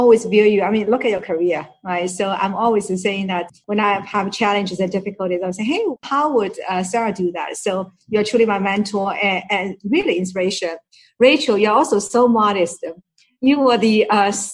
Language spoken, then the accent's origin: English; Shanghai, China; moved away as an adult; now in United States; Shanghai, where it's my hometown